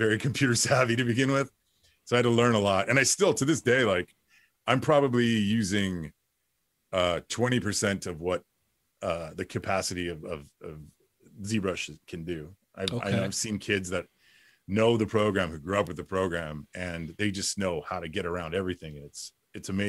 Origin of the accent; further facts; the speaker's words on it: Los Angeles, California, United States; I grew up in Boyle Heights